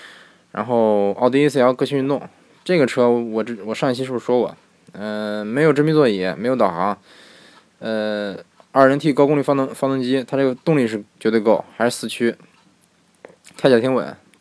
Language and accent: Chinese; Beijing, China; 其实我是个北京人，对。听口音你也听，你也能听出来我是个地道的北京人，对不对？北京人，对。